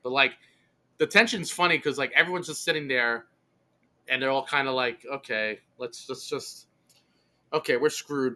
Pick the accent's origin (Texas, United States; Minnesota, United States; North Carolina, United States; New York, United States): New York, United States; New York City; where I grew up in Brooklyn